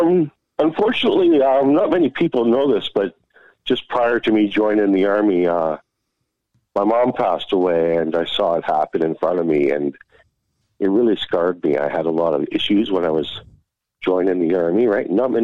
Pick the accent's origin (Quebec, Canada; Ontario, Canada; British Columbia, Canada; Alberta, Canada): Alberta, Canada; Blackie; also born or lived in East York / Calgary; back in 77, and my dad got out, and we moved to this little town of 350 people called Blackie, Alberta.